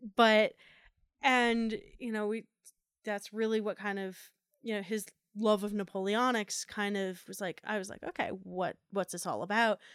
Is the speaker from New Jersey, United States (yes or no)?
yes; New Jersey, United States; moved away; growing up in New Jersey